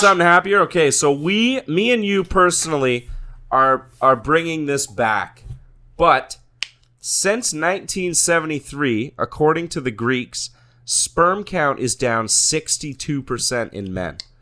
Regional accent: Canada; as a Canadian

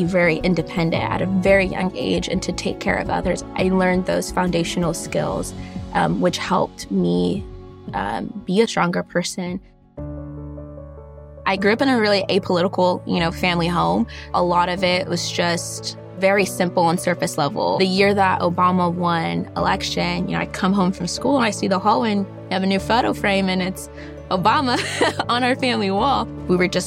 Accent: Bellflower, California, United States; I was born in Bellflower, California.

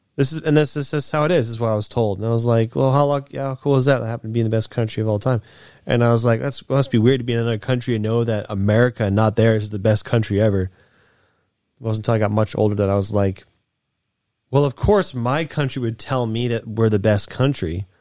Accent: United States; I'm American.

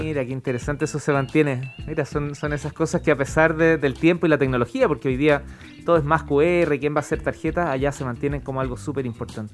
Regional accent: Chile; como buen chileno

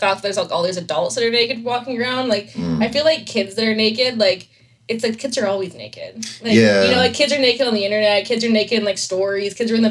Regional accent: Kelowna, British Columbia, Canada; moved away as an adult; now in Vancouver, Canada; I'm from Kelowna, so I'm used to, like, the, like, Kelowna summers

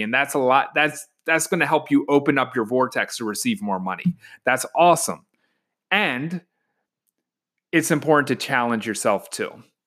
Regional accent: Baltimore, Maryland, United States; moved away as an adult; now in Washington, D.C., United States; I'm from Baltimore and I just moved to DC

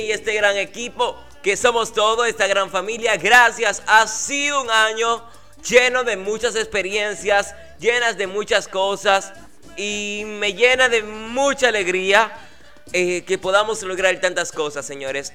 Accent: Dominican Republic; aquí en República Dominicana, en mi país

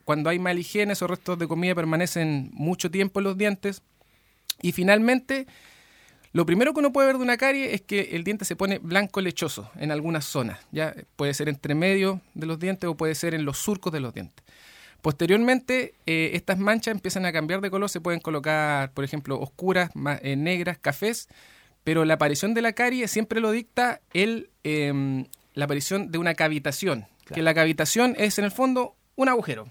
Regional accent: Lebu, Biobío, Chile; yo soy de Leu, eh, eh, el, único momento en que no estuve acá fue cuando me fui a estudiar

